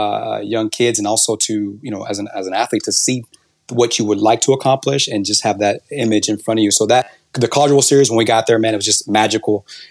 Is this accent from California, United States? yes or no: no; Houston, Texas, United States; we're local kids from Houston